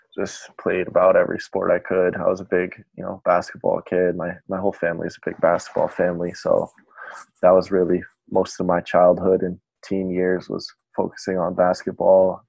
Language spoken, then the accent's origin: English; Bristol, Rhode Island, United States; now in Providence, United States; I grew up in Bristol um, my whole life. Um, I went to you know all the public schools in this area.